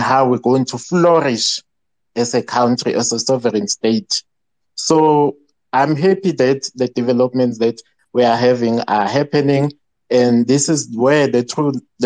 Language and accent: English; South Africa; we were born here